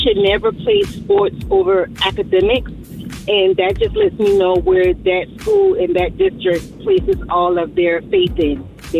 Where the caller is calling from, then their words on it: Atlanta, Georgia, United States; I'm calling from Atlanta.